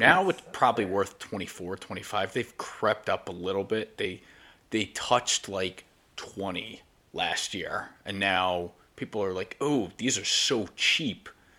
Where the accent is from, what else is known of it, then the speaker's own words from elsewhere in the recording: Putnam Valley, New York, United States; where I grew up in Putnam Valley, New York